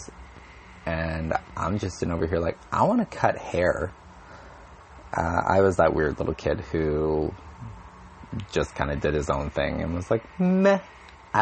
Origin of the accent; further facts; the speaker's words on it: Winnipeg, Manitoba, Canada; also born or lived in Alberta; I'm from Winnipeg, Manitoba.